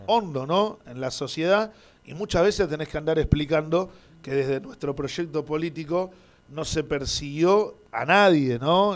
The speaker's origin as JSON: {"language": "Spanish", "country": "Argentina", "said": "como argentino."}